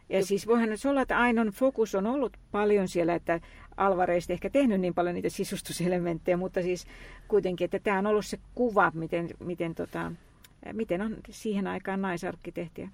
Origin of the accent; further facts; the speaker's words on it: Lahti, Päijänne Tavastia, Finland; lapsuuteni ja nuoruuteni viettänyt Lahdessa